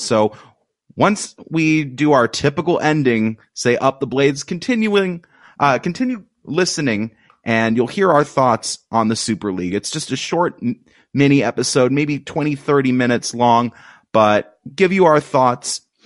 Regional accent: United States; speaking as an American

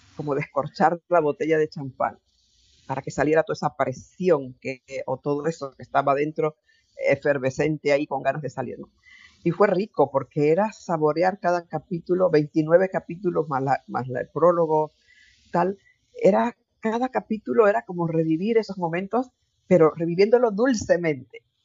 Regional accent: Chiriquí, Panama; now in Spain; en, Panamá, en mi tierra, en Chiriquí.

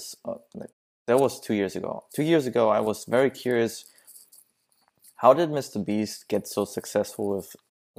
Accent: Germany; English is a second language; now in California, United States; I'm originally from Germany, so it's I live here in the in the California coast

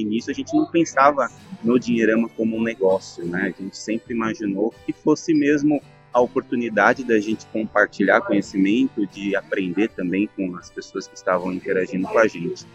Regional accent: São Paulo, Brazil; eu sou de São Paulo

